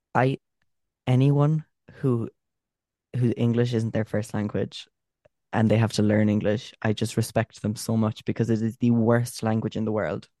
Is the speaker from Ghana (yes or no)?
no; Cork, Munster, Ireland; we're from Cork.